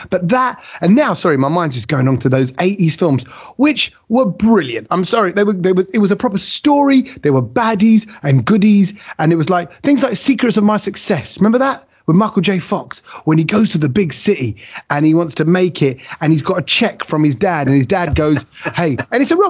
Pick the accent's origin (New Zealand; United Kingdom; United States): United Kingdom; we are British Asian, and I do sort of want England to beat the Windies, but I want India to beat England.